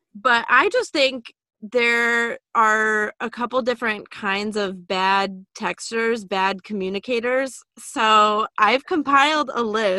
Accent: Illinois, United States; moved away as an adult; also born or lived in Massachusetts; we're both from Illinois

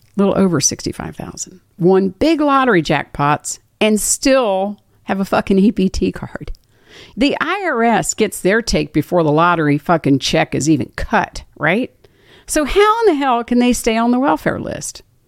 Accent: Washington, District of Columbia, United States; moved away; My old stomping grounds, my hometown, Washington, D C

